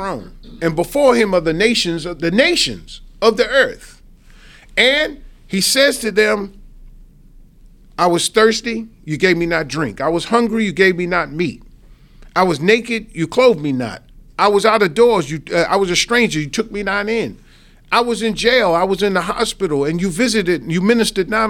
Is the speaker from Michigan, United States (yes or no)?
no; New York, United States; now in Houston, United States; I'm originally from New York